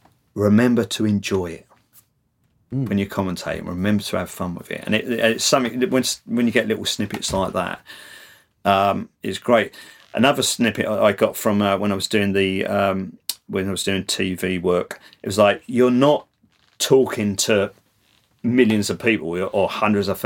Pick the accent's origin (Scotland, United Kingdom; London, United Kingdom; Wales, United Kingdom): London, United Kingdom; accent: Cockney; my Cockney accent